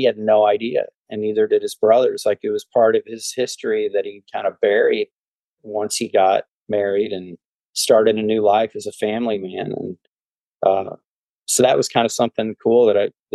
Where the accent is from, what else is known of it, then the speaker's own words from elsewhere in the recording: Lake St. Louis, Missouri, United States; moved away as an adult; now in Dallas, United States; I'm born and raised in outside of St. Louis in Lake St. Louis, Missouri